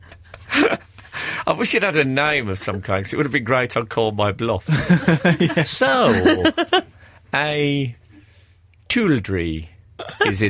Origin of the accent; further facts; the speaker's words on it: Birmingham, West Midlands, United Kingdom; I grew up in Birmingham in the 70s